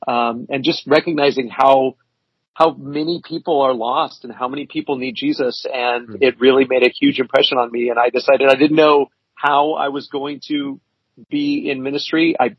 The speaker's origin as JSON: {"language": "English", "region": "Kansas", "country": "United States", "tie": "born or raised there", "said": "Well, I graduated high school in Kansas. That was kind of where we landed, but we moved around a lot before then, but that's kind of where we ended up."}